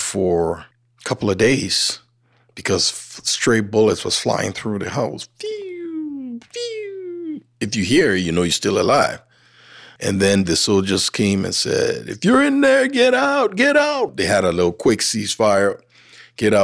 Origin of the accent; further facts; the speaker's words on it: Liberia; now in Helena, United States; I grew up in Liberia, and my parents worked for Firestone Plantation Company.